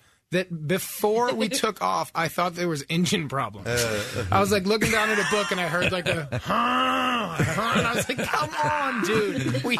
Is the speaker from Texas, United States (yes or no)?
no; Chicago, Illinois, United States; I'm from Chicago.